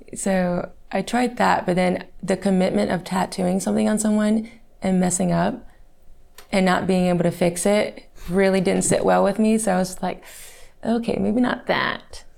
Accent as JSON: {"language": "English", "town": "Fort Worth", "region": "Texas", "country": "United States", "tie": "born or raised there", "said": "I was born in Fort Worth, Texas"}